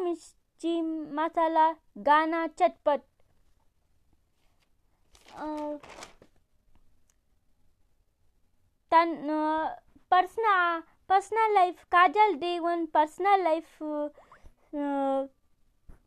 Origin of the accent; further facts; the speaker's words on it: Shajapur, Madhya Pradesh, India; I'm coming from Baglu, Sajapur